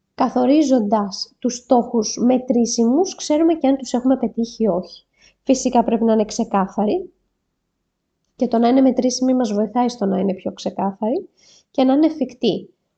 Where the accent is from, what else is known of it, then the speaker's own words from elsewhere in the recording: Greece; σαν Έλληνες